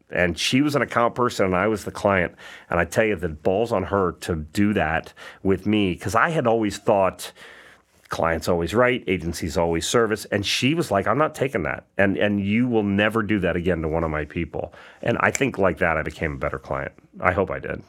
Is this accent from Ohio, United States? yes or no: yes; Perrysburg, Ohio, United States; moved away; also born or lived in Atlanta; From Perrysburg, Ohio